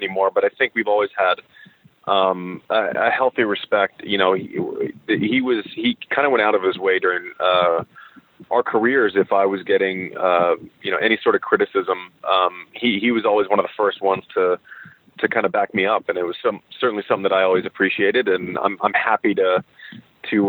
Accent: United States; as American tennis fans, and I certainly grew up in this generation

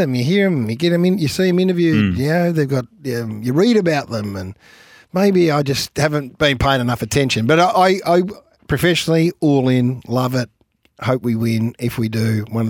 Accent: Australia; as an Australian sports lover

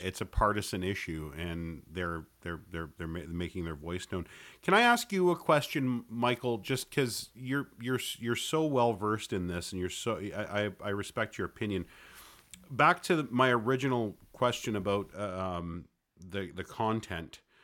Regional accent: Canada; I'm Canadian

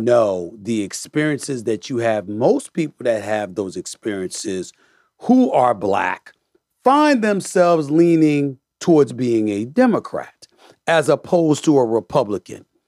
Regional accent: New York City, New York, United States; also born or lived in Bronx; I was born in the Bronx and raised in Hollis, Queens

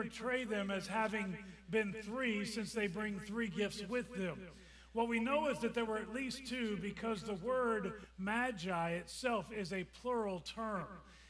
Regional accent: Washington, District of Columbia, United States; Growing up in the Washington, D.C. area, as a kid

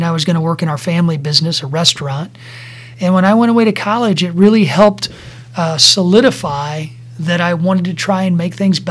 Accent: Taylorville, Illinois, United States; I grew up here in Central Illinois. I'm a small town kid from Taylorville

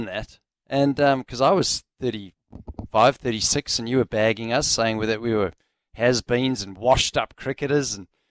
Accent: New Zealand; It's a sporting event that, as a New Zealander, when it pops up on the screen, you turn it off.

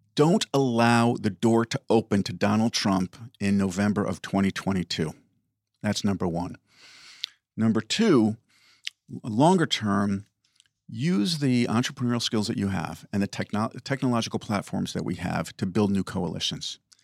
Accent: Oyster Bay, New York, United States; my own independent bookstore in my hometown of Oyster Bay

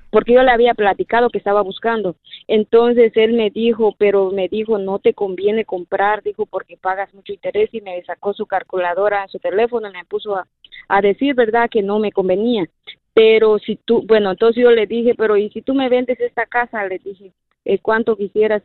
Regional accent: Guatemala; now in Seattle, United States; yo soy de Guatemala

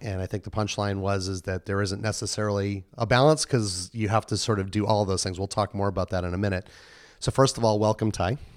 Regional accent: New England, United States; moved away; I come from New England

